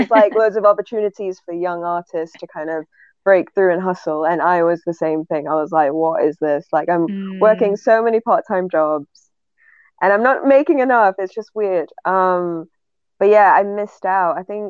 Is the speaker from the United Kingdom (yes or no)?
yes; England, United Kingdom; accent: northern English; every time I meet them, my northern accent starts playing up, because now I'm just kind of neutral.